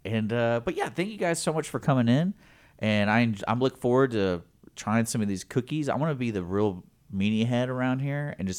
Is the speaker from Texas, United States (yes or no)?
yes; Houston, Texas, United States; I grew up in the around Westheimer and then also 1960.